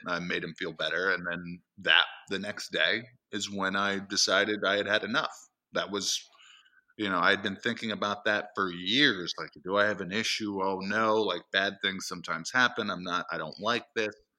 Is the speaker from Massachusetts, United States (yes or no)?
yes; East Templeton, Massachusetts, United States; I grew up in central Massachusetts